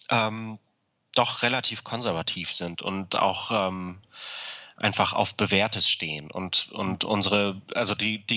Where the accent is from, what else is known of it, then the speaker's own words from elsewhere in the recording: Hamburg, Germany; Ich komme aus Hamburg und ähm, habe meine Familie in Hamburg und habe die Ausbildung in Aachen gemacht.